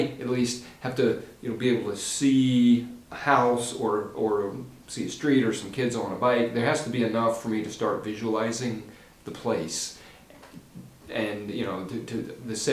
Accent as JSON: {"language": "English", "area": "just outside of Little Rock", "region": "Arkansas", "country": "United States", "tie": "born or raised there", "also_born_or_lived": "Aberdeen, Maryland", "moved": "as an adult", "lives_now": "Delaware, United States", "said": "I grew up in Arkansas, just outside of Little Rock."}